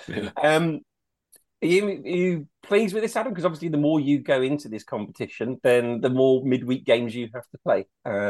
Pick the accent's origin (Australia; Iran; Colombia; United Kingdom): United Kingdom; Leicester, East Midlands; when I was growing up in Leicester